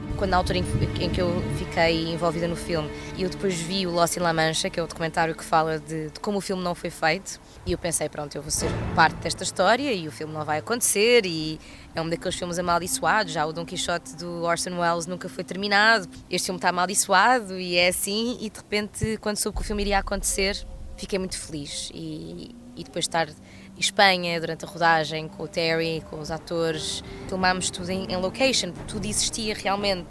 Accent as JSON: {"language": "Portuguese", "country": "Portugal", "said": "eu venho de Portugal"}